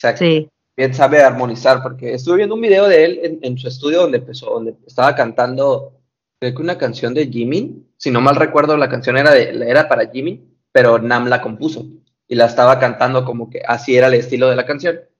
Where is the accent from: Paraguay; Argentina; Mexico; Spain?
Mexico; soy de México